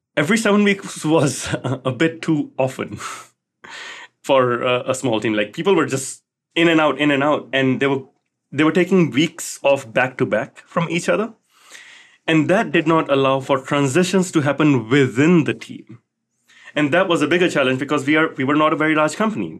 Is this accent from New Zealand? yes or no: no; Singapore; Growing up in Singapore